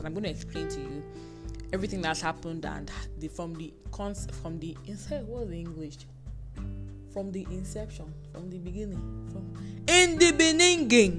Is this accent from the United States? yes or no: no; Nigeria; I'm a Nigerian undergraduate, a YouTuber